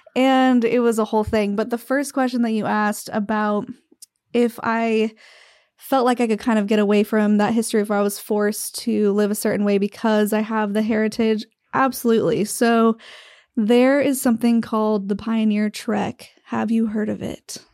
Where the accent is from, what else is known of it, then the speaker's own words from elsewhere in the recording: Utah, United States; I grew up in Utah in a very small town in the Mecca of all Mormons